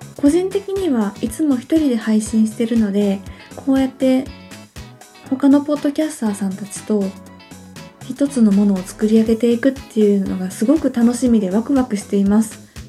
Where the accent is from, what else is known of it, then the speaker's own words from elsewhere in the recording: Hyogo, Japan; also born or lived in Osaka Prefecture; now in Osaka, Japan; 出身の方は大阪府ですねで今も大阪にいるんですが実は兵庫県で育った期間の方が長い私の人格形成が兵庫県でされております